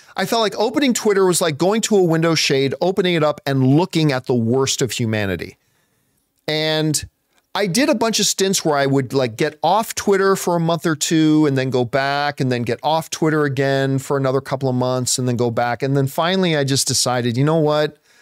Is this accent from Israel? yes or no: no; Hamilton, Ontario, Canada; I grew up in Hamilton, Ontario, which is right beside Buffalo